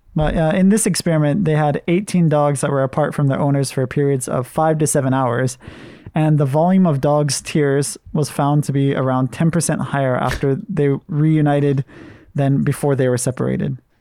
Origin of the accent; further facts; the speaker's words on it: Hawaii, United States; I'm from Hawaii